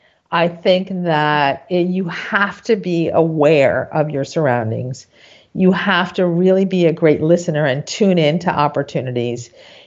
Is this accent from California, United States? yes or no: no; New York, United States; I grew up in New York, born and raised. I went to high school in Manhattan, Stuyvesant High School.